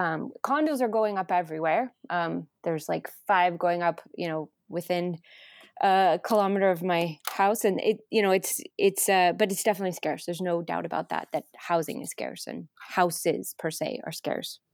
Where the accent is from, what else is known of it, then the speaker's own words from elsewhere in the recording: Los Angeles, California, United States; now in Toronto, Canada; I'm from Los Angeles